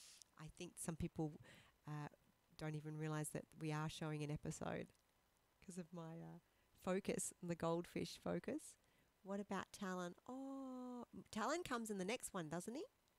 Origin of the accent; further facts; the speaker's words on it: Perth, Western Australia, Australia; born there; Perth is where I was born. I was born in St. John of God in Subiaco, right?